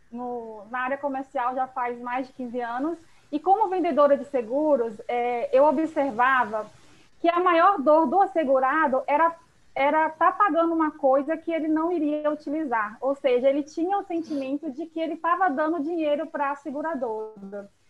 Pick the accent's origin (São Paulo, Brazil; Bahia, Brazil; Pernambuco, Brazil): Bahia, Brazil; Salvador; Eu sou aqui de Salvador.